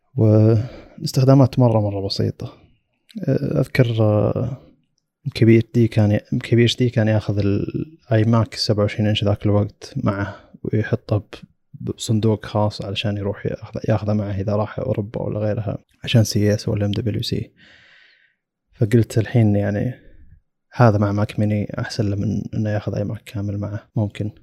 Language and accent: Arabic; Saudi Arabia; عندنا في السعودية